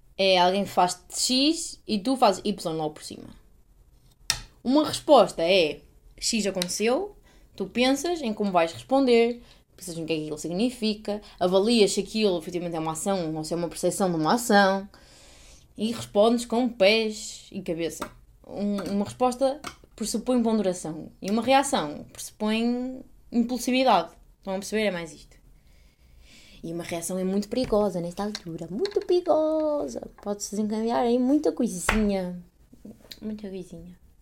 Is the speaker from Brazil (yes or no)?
no; Portugal